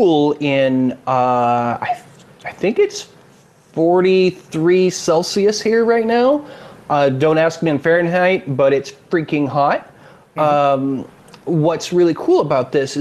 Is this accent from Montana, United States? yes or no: no; Sacramento, California, United States; accent: California; moved away as an adult; now in Emu Plains, Australia; I have that California accent. I'm actually from Sacramento, California. We moved out here about 7 years ago